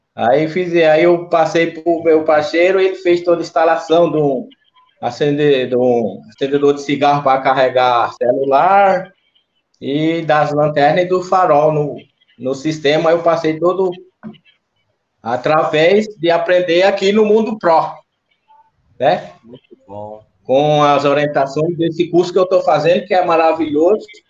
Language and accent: Portuguese; Garanhuns, Pernambuco, Brazil; also born or lived in Bezerros, Pernambuco; now in Itatiba, Brazil; eu sou pernambucano, natural de Bezerros. Me criei em Garanhuns.